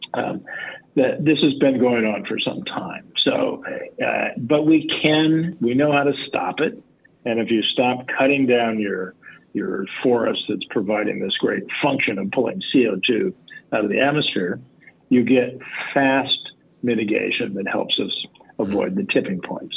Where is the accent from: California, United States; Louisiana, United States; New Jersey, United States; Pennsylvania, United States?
California, United States; Los Angeles; I grew up in Los Angeles